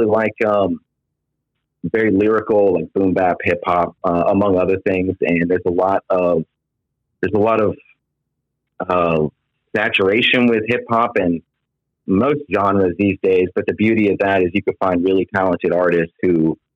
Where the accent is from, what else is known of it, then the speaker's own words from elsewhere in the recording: outside of Anchorage, Alaska, United States; also born or lived in Georgia / California; now in Florida, United States; I was born in Georgia, raised outside of Anchorage, Alaska, so I'm used to extremes, and I'm here in Florida now.